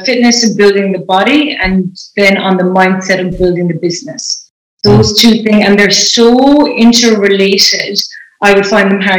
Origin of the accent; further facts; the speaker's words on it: Ireland; moved away as an adult; also born or lived in United Kingdom; now in Los Angeles, United States; I'm Irish, so I have just recently relocated from Ireland to the US